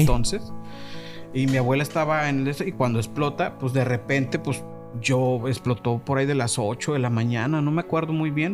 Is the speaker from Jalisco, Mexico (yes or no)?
yes; Guadalajara, Jalisco, Mexico; nos encabrona más que nos digan jalisquillo